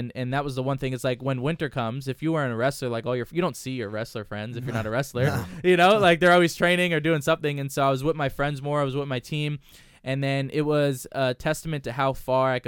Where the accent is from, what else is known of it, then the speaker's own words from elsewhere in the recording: New Jersey, United States; growing up in Jersey, wrestling's always a big deal